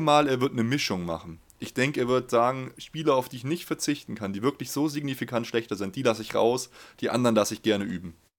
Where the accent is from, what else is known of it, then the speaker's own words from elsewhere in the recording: Munich, Bavaria, Germany; Ich bin in München geboren.